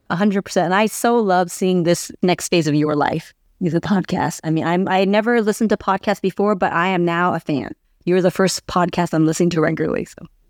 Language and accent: English; San Diego, California, United States; I was born and raised in San Diego. So I'm from here.